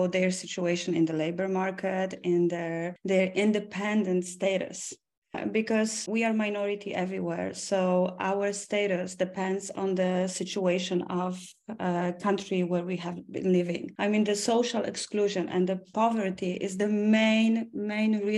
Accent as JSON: {"language": "English", "town": "Oświęcim", "region": "Lesser Poland", "country": "Poland", "tie": "born or raised there", "said": "I was born in Oświęcim. This is my hometown."}